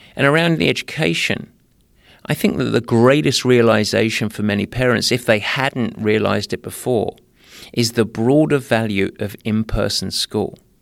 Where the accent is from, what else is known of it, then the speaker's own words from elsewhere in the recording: Essex, East of England, United Kingdom; youth, as I say, 'cause I'm from Essex